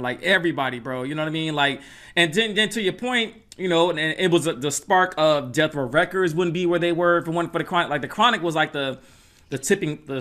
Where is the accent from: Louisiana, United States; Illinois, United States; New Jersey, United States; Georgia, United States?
Georgia, United States; Atlanta; I grew up in Atlanta